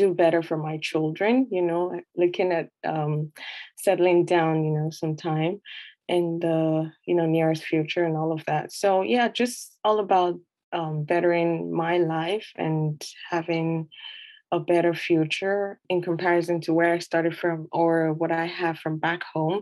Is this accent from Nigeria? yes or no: yes; Nigeria; moved away as an adult; now in Canada; I'm originally from Nigeria